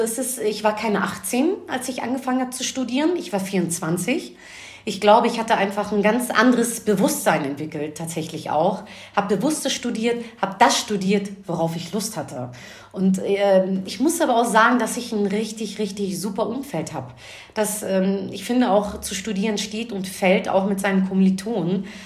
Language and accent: German; Hamburg, Germany; ich bin gebürtige Hamburger Dirn, bin den gleichen Schulweg gegangen